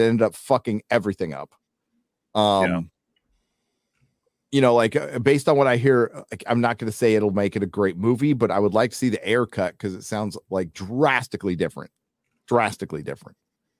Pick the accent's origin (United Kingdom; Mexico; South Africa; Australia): United Kingdom; Scotland; I'm Scottish, so there you go.